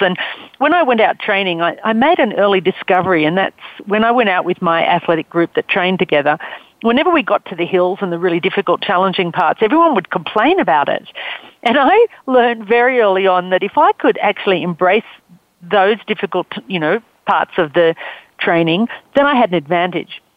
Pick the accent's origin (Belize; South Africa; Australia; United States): Australia; accent: Australian; I'm Australian. You can tell from my accent.